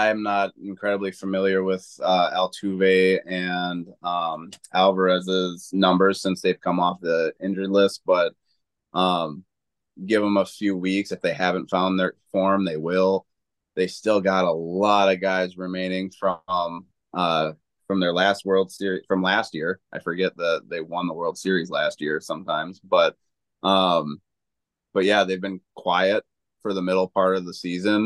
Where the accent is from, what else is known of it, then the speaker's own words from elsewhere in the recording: Wisconsin, United States; I was born and raised in Wisconsin